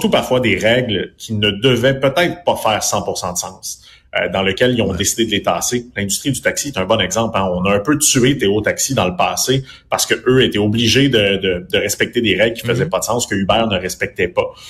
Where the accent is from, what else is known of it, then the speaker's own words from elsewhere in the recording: Quebec, Canada; pratiquement parce qu'on vient du Québec puis on est peut-être un peu plus petit mais il y a effectivement ce côté-là.